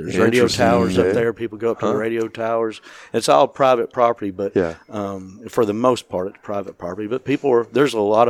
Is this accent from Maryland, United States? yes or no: no; Chattanooga, Tennessee, United States; now in Nashville, United States; Yeah, so I grew up in Chattanooga, Tennessee